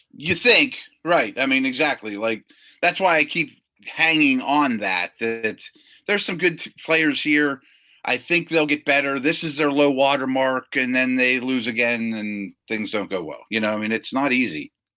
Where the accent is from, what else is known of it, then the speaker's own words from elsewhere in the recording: hometown of the Steelers-Eagles matchup, Pennsylvania, United States; here in my hometown